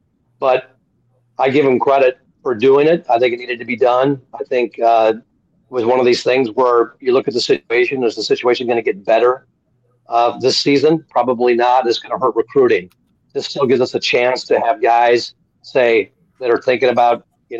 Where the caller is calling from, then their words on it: Mount Horeb, Wisconsin, United States; Mount Horeb.